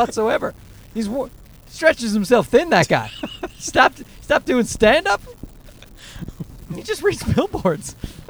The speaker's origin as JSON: {"language": "English", "region": "Newfoundland and Labrador", "country": "Canada", "said": "I'm from Newfoundland"}